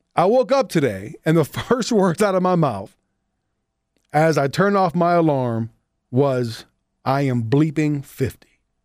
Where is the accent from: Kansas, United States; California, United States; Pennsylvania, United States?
Pennsylvania, United States; Pittsburgh; born or raised there